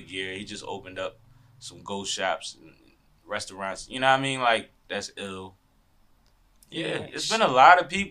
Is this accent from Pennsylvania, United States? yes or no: yes; Philadelphia, Pennsylvania, United States; I'm from Philly